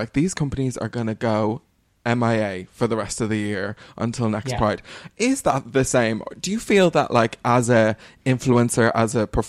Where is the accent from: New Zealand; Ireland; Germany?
Ireland; Dublin, Leinster; I had wanted to bring you back to my hometown in 2021.